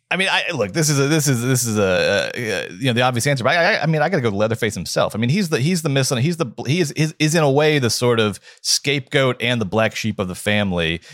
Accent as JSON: {"language": "English", "region": "Georgia", "country": "United States", "said": "I'm from the South"}